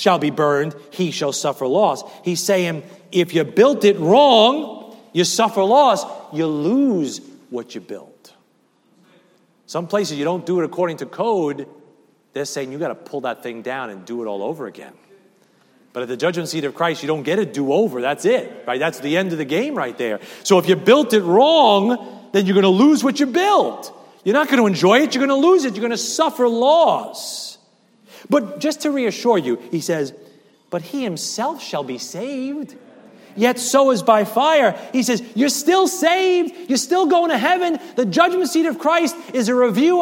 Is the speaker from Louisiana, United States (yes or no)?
no; New York City, New York, United States; I grew up over there in Staten Island, Eltingville, Great Kills area